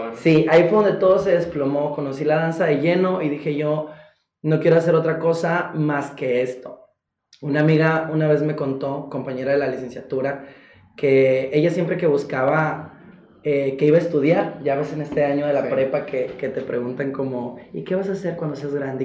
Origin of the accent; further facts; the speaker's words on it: Golfo de Santa Clara, Sonora, Mexico; also born or lived in San Luis Río Colorado; soy eh, originario del Golfo de Santa Clara, Sonora, México, orgullosamente, mi pueblo pesquero